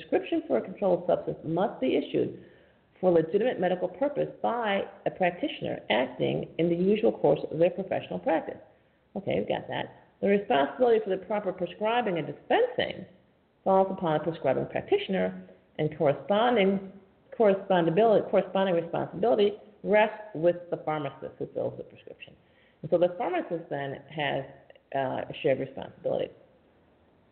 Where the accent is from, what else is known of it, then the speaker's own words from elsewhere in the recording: New York, United States; I'm from New York State